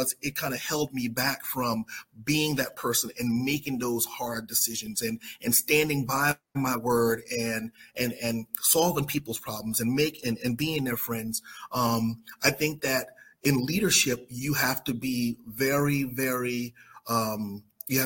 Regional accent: South Carolina, United States; I'm from South Carolina

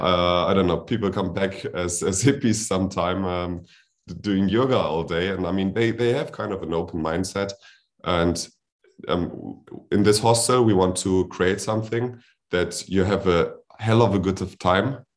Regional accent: Germany; I'm from Germany

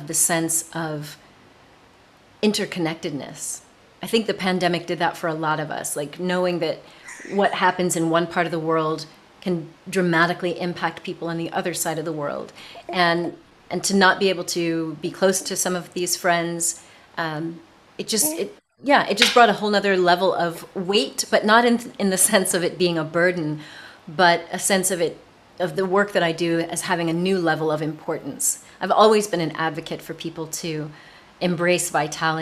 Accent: United States; moved away as an adult; also born or lived in south of France; now in France; I'm an American

